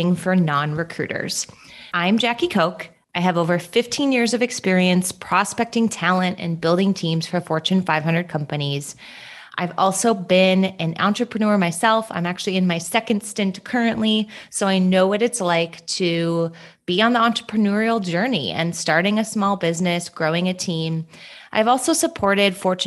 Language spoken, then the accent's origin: English; Minnesota, United States; moved away as an adult; also born or lived in Southern California; now in Phoenix, United States; I'm born and raised in Minnesota